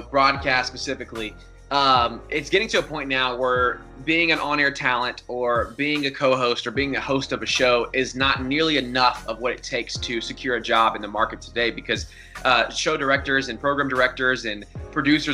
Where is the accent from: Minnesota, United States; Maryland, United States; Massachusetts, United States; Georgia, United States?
Georgia, United States; Atlanta; home to Atlanta and be able to really build something special here in my hometown